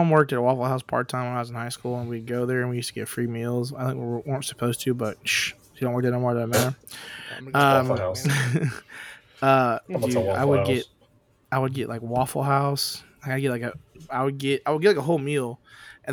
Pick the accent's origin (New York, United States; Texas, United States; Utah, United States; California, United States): Texas, United States; Humble; I'm from Humble